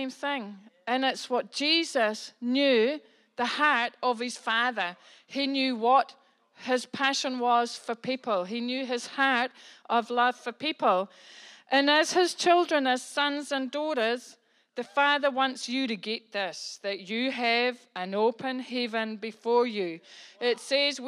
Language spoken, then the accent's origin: English; New Zealand; I'm a New Zealander. I'm a Kiwi. I'm from New Zealand.